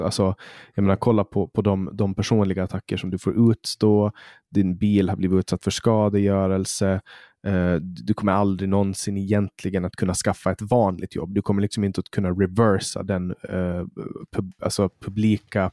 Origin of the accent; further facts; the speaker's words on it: Poland; now in Sweden; där jag kommer ifrån, Polen